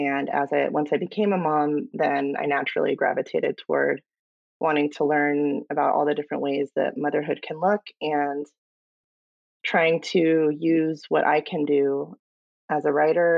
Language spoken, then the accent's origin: English; Palm Springs, California, United States; moved away as an adult; now in San Diego County, United States; I am a Southern California girl. I was born and raised in Palm Springs and made my way to San Diego County